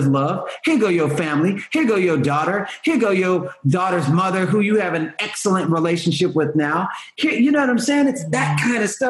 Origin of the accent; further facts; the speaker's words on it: Houston, Texas, United States; I'm from Houston